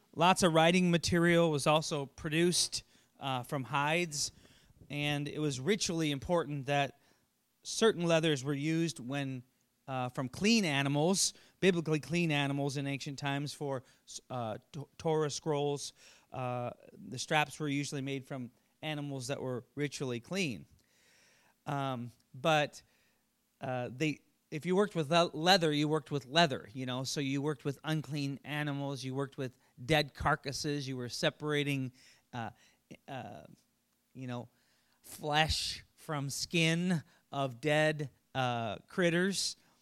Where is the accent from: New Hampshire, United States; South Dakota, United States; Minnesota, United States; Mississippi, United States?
South Dakota, United States; Sioux Falls; I grew up in Shelt-, I think of kind of a sheltered little town here in Sioux Falls.